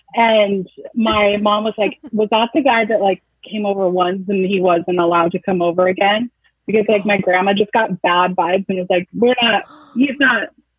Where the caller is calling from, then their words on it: Seattle, Washington, United States; I'm from Seattle.